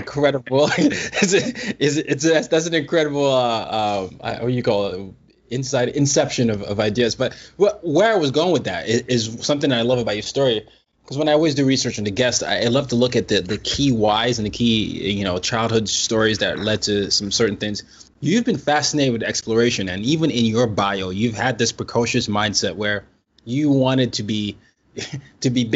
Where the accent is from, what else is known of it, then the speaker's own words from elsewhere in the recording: Nigeria; I'm Nigerian